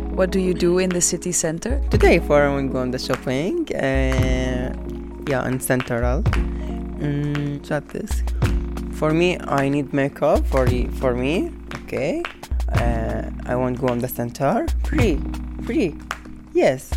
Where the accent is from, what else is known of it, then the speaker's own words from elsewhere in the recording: Iraq; English is a second language; now in Antwerp, Belgium; I'm from Iraq